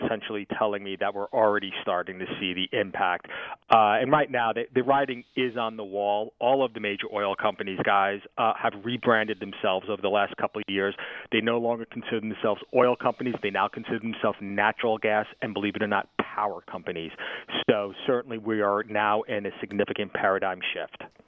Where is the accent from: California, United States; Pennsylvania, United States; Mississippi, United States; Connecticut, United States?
Pennsylvania, United States; my home state here in Pennsylvania